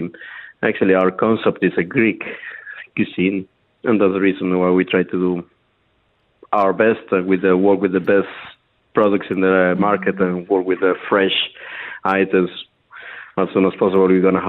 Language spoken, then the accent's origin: English; Amsterdam, North Holland, Netherlands; moved away as an adult; now in Dubai, United Arab Emirates; my mother is from South America, but I born and raised in Amsterdam, Holland.